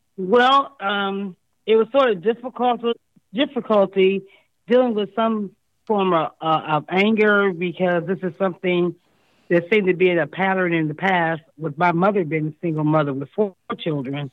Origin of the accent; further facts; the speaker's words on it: Akron, Ohio, United States; moved away as an adult; also born or lived in California; now in Columbus, United States; My hometown is in Akron